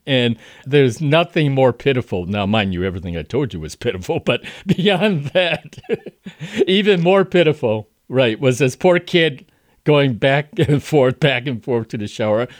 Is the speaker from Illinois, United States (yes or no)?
yes; Chicago, Illinois, United States; I am from Chicago, uh, several generations.